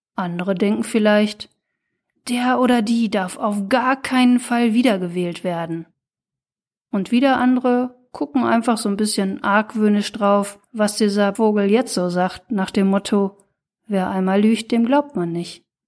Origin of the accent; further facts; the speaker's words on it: Ruhr area, North Rhine-Westphalia, Germany; Ich stamm ja aus dem Ruhrgebiet